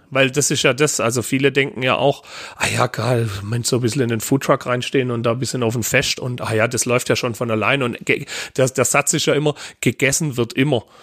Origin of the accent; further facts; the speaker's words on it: Baden-Württemberg, Germany; da bin ich dann, äh, äh, um wieder bei meiner Oma zu sein, doch mehr äh, Schwabe wie Luftikus.